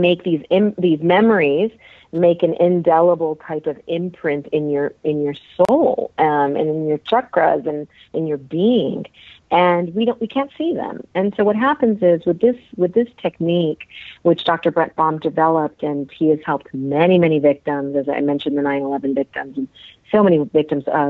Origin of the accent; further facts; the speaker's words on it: India; moved away; I come from India